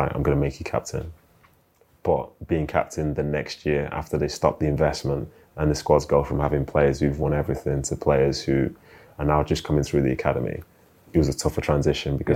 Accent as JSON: {"language": "English", "town": "Manchester", "region": "North West England", "country": "United Kingdom", "also_born_or_lived": "London", "moved": "as an adult", "said": "being a Mancunian, like, I hated London. Like, and my experience as a footballer from Manchester"}